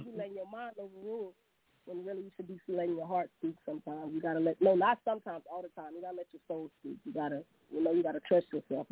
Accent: Monroe, Louisiana, United States; I'm from Monroe, Louisiana.

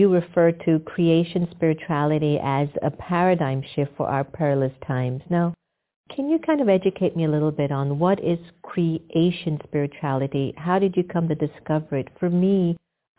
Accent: United States; I'm half Indian and I'm half Jamaican. I'm raised in America.

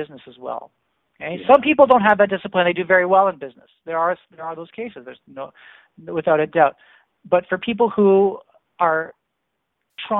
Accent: Canada; as a Canadian

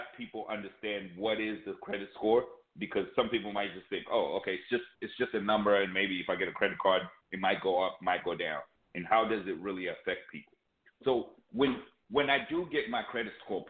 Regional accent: Zambia; now in United States; I come from Zambia, and I'm just migrating.

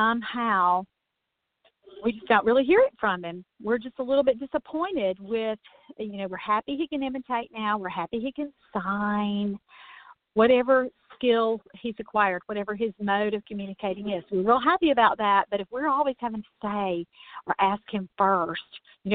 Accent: Mississippi, United States; that's my home state.

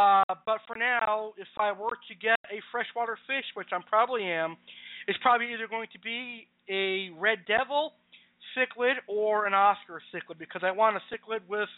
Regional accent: Maine, United States; now in Boston, United States; I was born and raised in Maine, but I have now moved to Boston. I love it here in Boston.

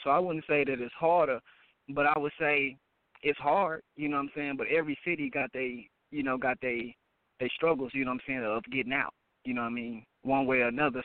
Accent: Dallas, Texas, United States; I'm from Dallas

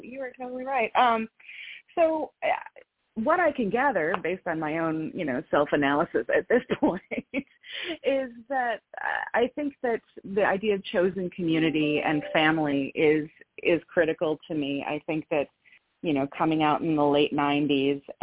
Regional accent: Midwest, United States; as a Midwesterner

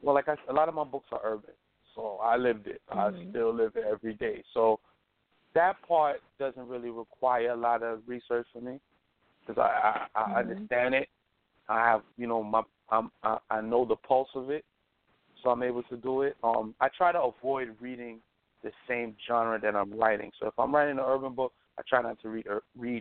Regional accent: New York City, New York, United States; I grew up in Brooklyn

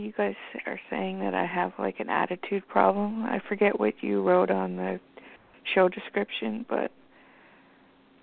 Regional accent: Canada; I'm Canadian.

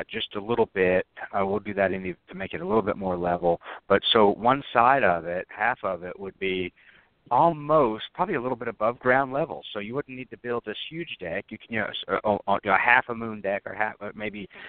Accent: the South, United States; I'm from the South. I was born and raised here

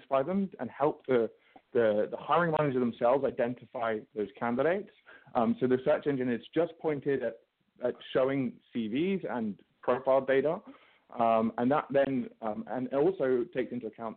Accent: London, United Kingdom; I'm from London.

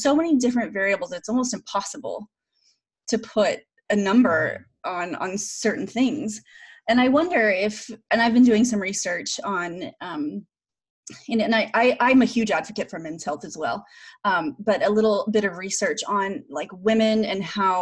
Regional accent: Oklahoma, United States; I grew up in Oklahoma

